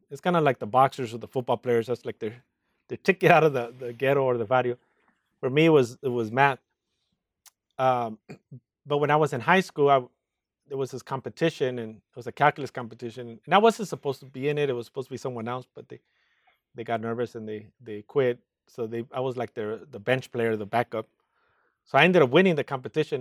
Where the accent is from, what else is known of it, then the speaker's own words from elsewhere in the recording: Los Angeles, California, United States; I grew up in East L